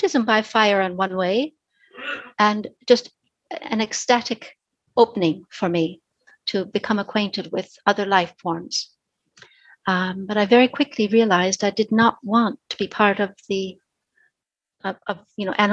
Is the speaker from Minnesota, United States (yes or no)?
yes; Minneapolis, Minnesota, United States; moved away as an adult; now in London, United Kingdom; I was born and grew up in Minneapolis, in Minnesota